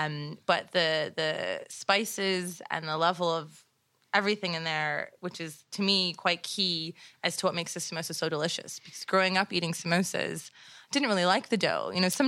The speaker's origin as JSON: {"language": "English", "town": "Toronto", "region": "Ontario", "country": "Canada", "tie": "born or raised there", "said": "I would say that it's a reflection of growing up in and around Toronto."}